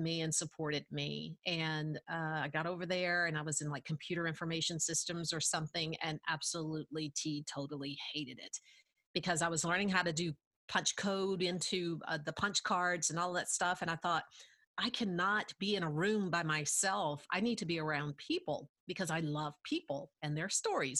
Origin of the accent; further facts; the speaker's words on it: Tuscumbia, Alabama, United States; I am actually from the Shoals area. I was born and reared in Tuscumbia, went through the Tuscumbia system